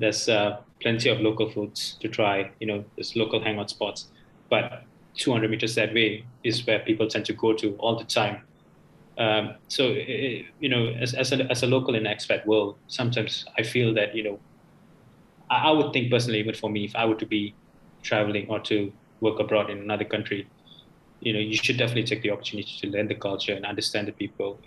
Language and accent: English; Malaysia; I've been through local school my whole life, uh, from primary up to secondary